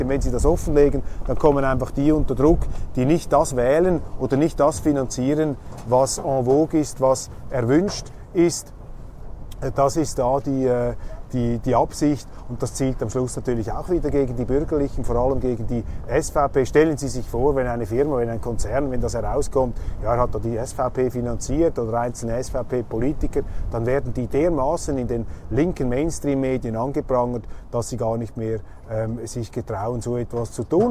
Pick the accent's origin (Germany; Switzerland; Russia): Switzerland; bei uns in der Schweiz